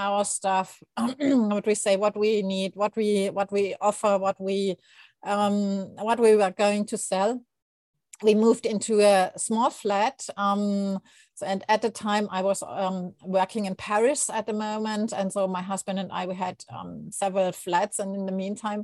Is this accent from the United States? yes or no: no; Germany; English is a second language; moved away as an adult; now in Asuncion, Paraguay; I'm not a native speaker of English, although I think I learned since I was 10. So it's in the meantime, it's quite a while. So I'm German and I moved here in December 21